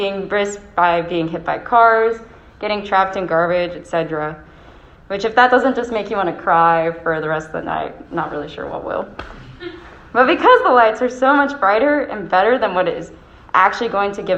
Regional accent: Rochester, New York, United States; accent: Rochester; my Rochester accent

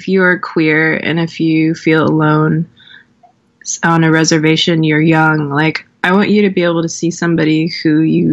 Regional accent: Swinomish Indian Tribal Community, Washington, United States; now in Portland, United States; When I was growing up in Swinomish, I wasn't out as a queer person

